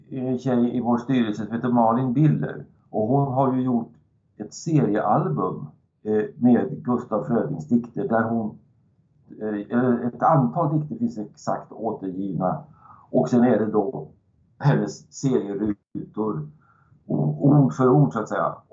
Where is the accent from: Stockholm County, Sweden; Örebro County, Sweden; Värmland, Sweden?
Värmland, Sweden; en, en, sak som man hade fått lära sig tidigt som värmlänning